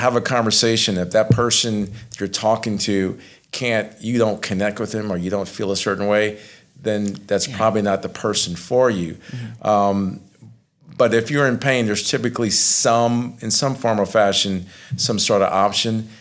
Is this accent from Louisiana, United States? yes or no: yes; Lafayette, Louisiana, United States; I'm from Lafayette